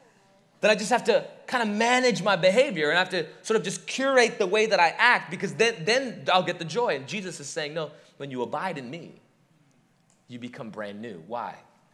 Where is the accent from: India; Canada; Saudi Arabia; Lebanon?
India; moved away; Growing up in India, the thing that we would see all the time that you don't quite see in the American West